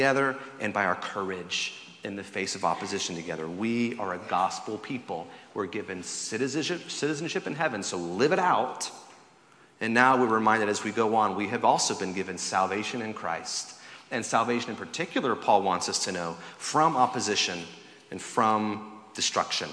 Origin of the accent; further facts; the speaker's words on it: the South, United States; I grew up in the South, where tea is served cold